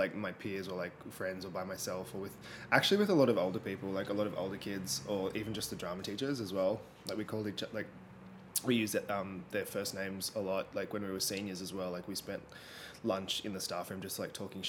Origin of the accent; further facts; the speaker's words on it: Sydney, New South Wales, Australia; I'm from the northwest of Sydney. I grew up in the Bible Belt in West Pennant Hills